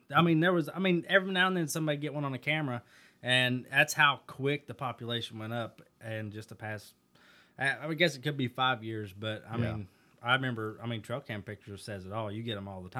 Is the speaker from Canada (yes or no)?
no; Indiana, United States; I'm from Indiana.